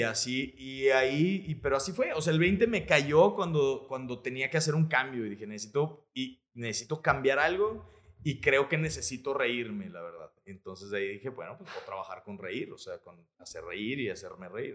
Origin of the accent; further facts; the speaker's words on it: Monterrey, Nuevo León, Mexico; also born or lived in Mexico City; yo soy de aquí de Monterrey